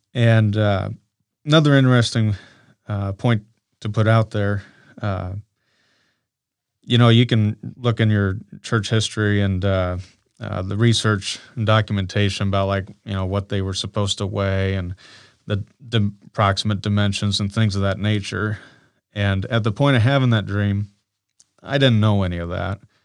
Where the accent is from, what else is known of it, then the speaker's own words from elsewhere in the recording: Council Bluffs, Iowa, United States; born and raised in Council Bluffs, Iowa